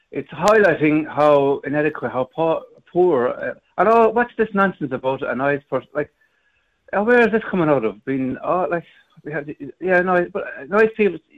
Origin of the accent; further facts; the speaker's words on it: Ireland; I'm an Irishman